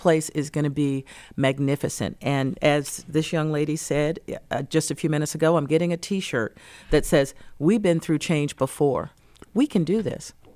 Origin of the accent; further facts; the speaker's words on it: North Carolina, United States; now in Detroit, United States; back in my home state of North Carolina